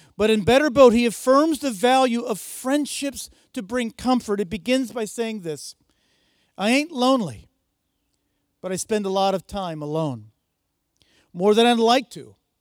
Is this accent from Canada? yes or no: no; United States; I'm an American.